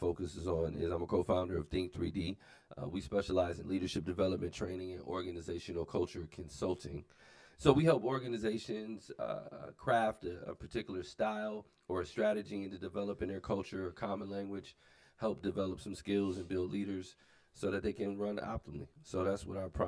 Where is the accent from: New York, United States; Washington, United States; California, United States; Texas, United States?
New York, United States; Buffalo; now in South Dakota, United States; I'm originally from Buffalo, New York, and at the time, early 90s, when we moved out here